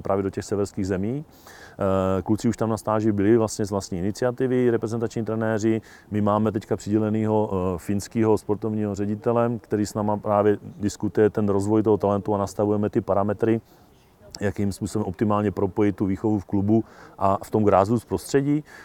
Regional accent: Hněvotín, Nedvězí, Nemilany, Kožušany area, Olomouc Region, Czechia; Hněvotí, Nedvězí, nemilaný, Kožušany, sousední dědiny

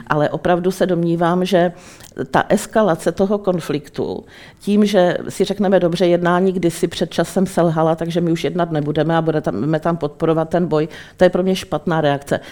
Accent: Czechia; na Českou republiku, na nás tady

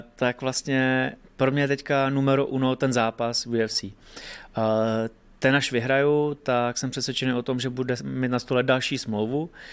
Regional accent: Hradec Králové, Hradec Králové Region, Czechia; u nás v Hradci

